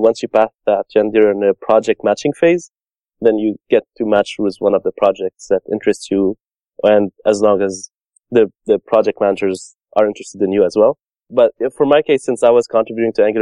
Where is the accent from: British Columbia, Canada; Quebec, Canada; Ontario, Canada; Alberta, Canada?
Quebec, Canada; Montreal; I'm from Montreal, Canada